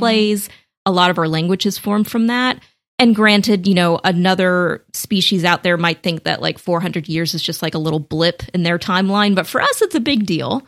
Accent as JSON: {"language": "English", "country": "United States", "said": "as an American"}